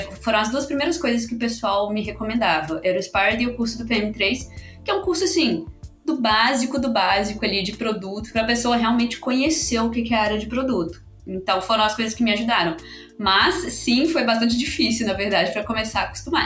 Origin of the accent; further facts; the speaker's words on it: Belo Horizonte, Minas Gerais, Brazil; now in São Paulo, Brazil; E sou de Minas, eu eh, sou mineira, né? Sou de BH. Acho que o sotaque entregou um pouco